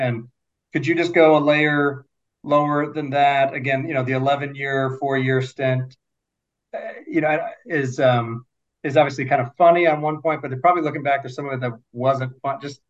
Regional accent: Michigan, United States; moved away; So I'm a Michigan guy. I grew up in Michigan for 20 years.

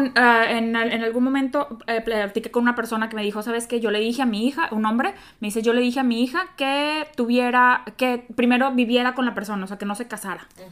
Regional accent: Mexico; como bonita latina, mexicana

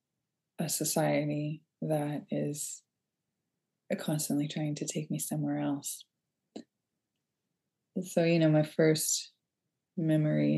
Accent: Boston, Massachusetts, United States; also born or lived in Philadelphia / Arlington, Massachusetts; my mother decided that we were going to move back to Boston area where I grew up

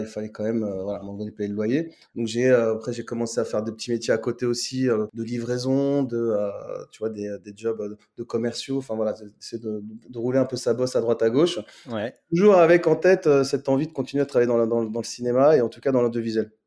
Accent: Nanterre, Île-de-France, France; Je suis né, né et grandi à Nanterre dans le 92, donc région parisienne

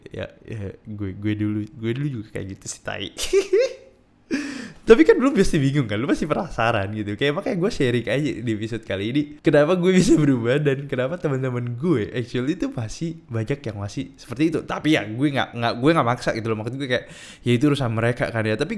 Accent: East Java, Indonesia; Iya, gue dari Madura. Kalau lu pada yang baru pertama kali hari di sini, gue kasih tahu. Lu lagi lagi dengerin podcast seseorang yang ada di Pulau Madura.

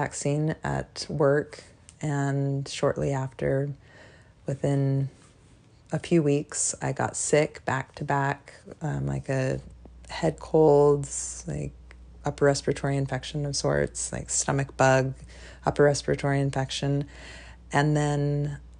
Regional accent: Alaska, United States; also born or lived in North Carolina; now in Virginia, United States; I'm originally from Alaska, and I've lived out in Virginia, North Carolina, and now I'm living in Virginia again

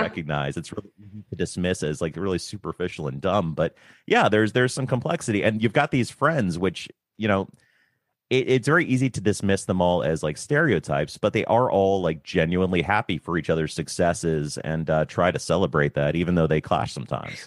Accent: United States; as an American

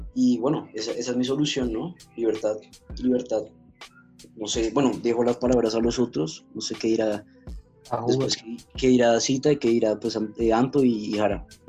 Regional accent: Colombia

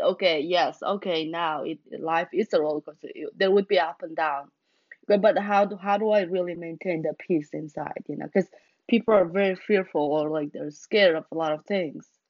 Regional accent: Mongolia; now in United States; growing up in Mongolia and coming to America

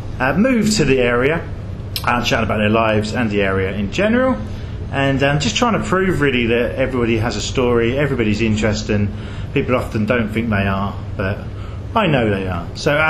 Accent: Hadleigh, East of England, United Kingdom; I grew up in Hadley as well

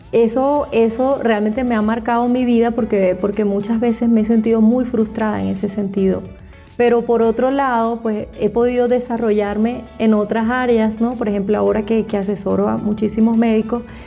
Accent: Venezuela; moved away as an adult; now in Germany; yo soy médico venezolana

